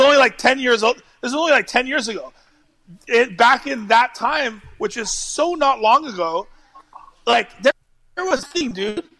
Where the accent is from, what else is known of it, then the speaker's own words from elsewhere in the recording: United States; I'm American